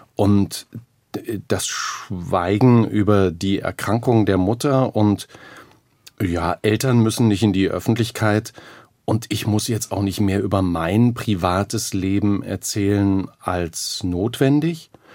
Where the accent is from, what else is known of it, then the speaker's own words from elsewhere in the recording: Thuringia, Germany; Aufgewachsen in Thüringen, ganz normale Verhältnisse